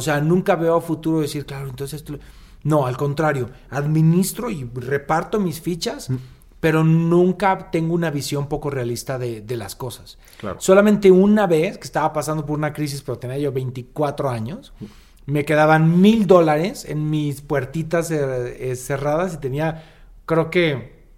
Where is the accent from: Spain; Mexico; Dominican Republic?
Mexico; Jalisco; moved away; cerca de mi pueblo, yo soy Jalisco